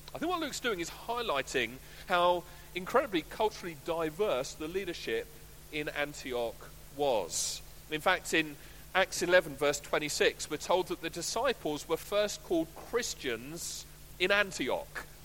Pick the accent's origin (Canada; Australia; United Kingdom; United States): United Kingdom; I'm white British